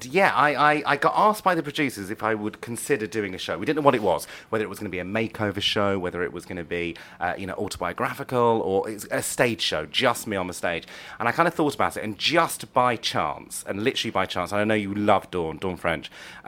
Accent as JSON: {"language": "English", "town": "Leicester", "region": "East Midlands", "country": "United Kingdom", "moved": "as an adult", "lives_now": "London, United Kingdom", "said": "I'm from Leicester, and so they can't really pronounce all those silent letters"}